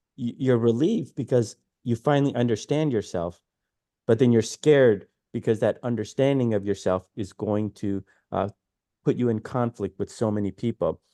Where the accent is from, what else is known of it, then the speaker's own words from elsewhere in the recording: Detroit, Michigan, United States; moved away as an adult; also born or lived in New York City; growing up in Detroit